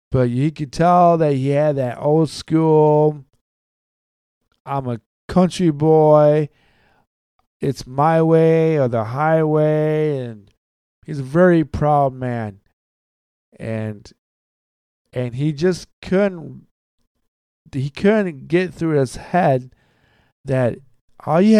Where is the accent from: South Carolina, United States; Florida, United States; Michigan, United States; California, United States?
Michigan, United States; I'm from, we're from Michigan.